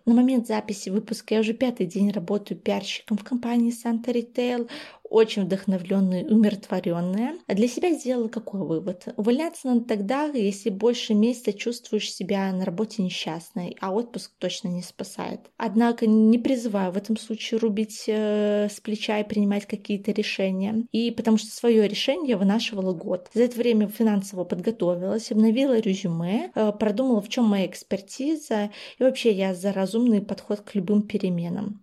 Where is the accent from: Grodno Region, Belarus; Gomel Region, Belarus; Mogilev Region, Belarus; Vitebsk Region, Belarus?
Vitebsk Region, Belarus; Vitebsk; moved away as an adult; also born or lived in Minsk; now in Brest, Belarus; сама я родом из Витебска, и после того, как я закончила БГУшный журфак в Минске, я уже бодро переехала в Брест, где сейчас живу и работаю